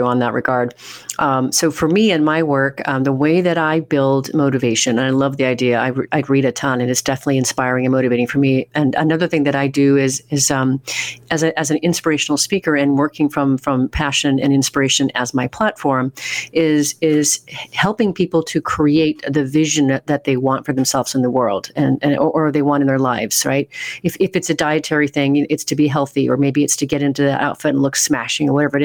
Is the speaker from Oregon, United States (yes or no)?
yes; Oregon, United States; moved away; I'm from Oregon originally